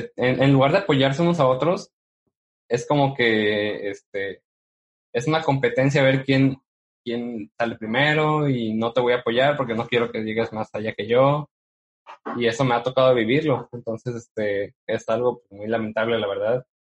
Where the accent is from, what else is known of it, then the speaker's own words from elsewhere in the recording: Mexico; siendo mexicano y radicando en una, en una ciudad donde no hay mucho apoyo